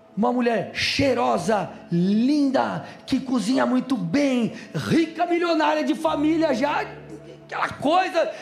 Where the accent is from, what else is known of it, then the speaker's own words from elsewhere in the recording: São Paulo, Brazil; moved away; sou paulistano, era de São Paulo